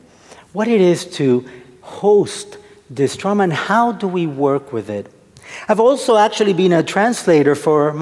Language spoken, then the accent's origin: English; Argentina; now in United States; I'm originally from Argentina.